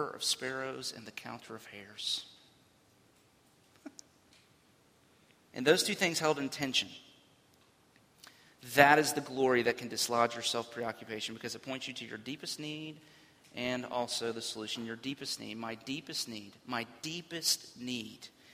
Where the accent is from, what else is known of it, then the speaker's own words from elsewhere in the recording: Florida, United States; as a kid, growing up in Florida